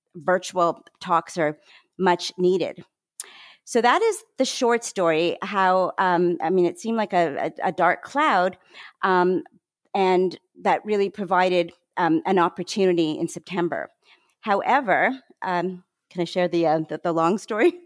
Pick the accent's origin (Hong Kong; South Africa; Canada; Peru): Canada; moved away as an adult; also born or lived in Toronto, Canada / Vancouver, Canada / Montreal, Canada; now in Maryland, United States; I'm Canadian. I'm now a dual citizen, actually